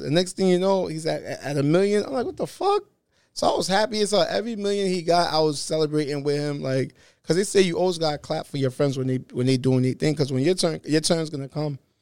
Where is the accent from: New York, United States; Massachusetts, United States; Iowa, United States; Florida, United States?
New York, United States; New York City; I'm from Brooklyn. I'm Haitian.